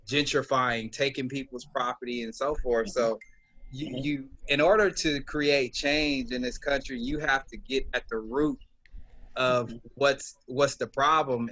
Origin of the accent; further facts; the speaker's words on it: Los Angeles, California, United States; I'm from Los Angeles, California, South LA. Born and raised